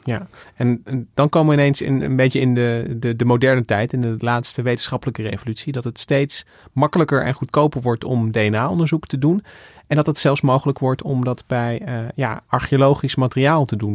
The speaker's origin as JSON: {"language": "Dutch", "town": "Goirle", "region": "North Brabant", "country": "Netherlands", "moved": "yes", "said": "ik kom uit Goorle oorspronkelijk"}